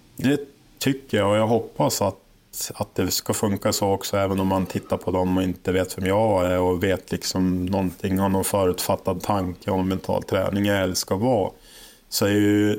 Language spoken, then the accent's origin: Swedish; Holmsund, Västerbotten County, Sweden; jag är född och uppväxt i Holmsund som ligger utanför Umeå här